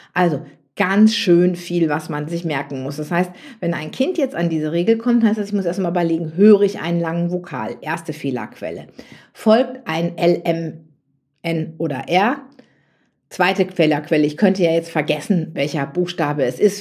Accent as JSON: {"language": "German", "area": "near Münster", "region": "North Rhine-Westphalia", "country": "Germany", "said": "ich komme ja so aus Westfalen, vom Plattenland, wie man so schön sagt, nicht so ganz weit von Münster weg."}